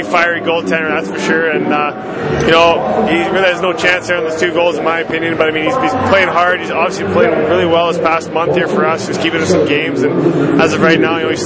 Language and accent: English; near Vancouver, British Columbia, Canada; also born or lived in Victoria; it was literally across the pond from me, about an hour away from my hometown there, from a ferry ride